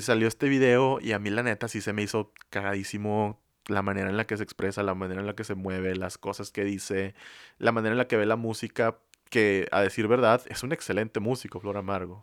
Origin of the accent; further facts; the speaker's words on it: San Nicolás de los Garza, Nuevo León, Mexico; Aquí en Monterrey, donde somos nosotros, específicamente de San Nicolás